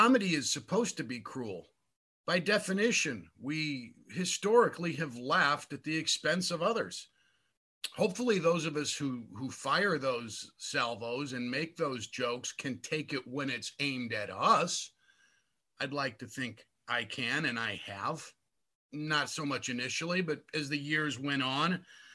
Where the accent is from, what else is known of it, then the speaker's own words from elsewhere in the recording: Hammond, Indiana, United States; That's at WJOB in Hammond, my hometown radio station